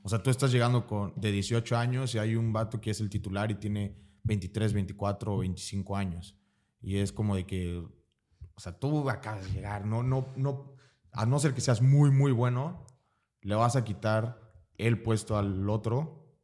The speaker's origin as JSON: {"language": "Spanish", "region": "Veracruz", "country": "Mexico", "tie": "born or raised there", "also_born_or_lived": "Tapachula / Campeche / Puebla", "said": "nací en Veracruz. Em, toda mi, bueno, casi toda mi vida he vivido en Veracruz."}